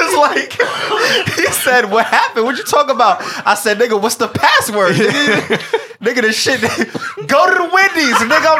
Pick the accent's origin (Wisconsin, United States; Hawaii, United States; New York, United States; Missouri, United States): New York, United States; I am from New York. My grandmother's from South Carolina.